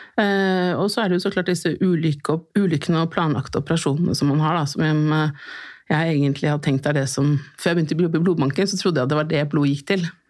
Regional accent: Oslo, Norway; er født og oppvokst her i Oslo.

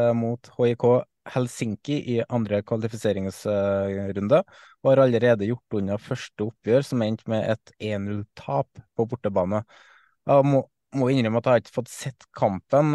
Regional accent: Trøndelag, Norway; som trønder

